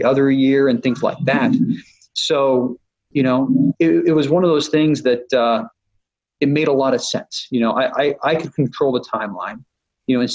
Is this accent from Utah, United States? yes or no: yes; Utah, United States; moved away; I grew up in Utah